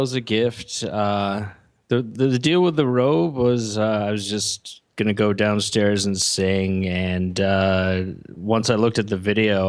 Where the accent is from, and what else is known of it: Massachusetts, United States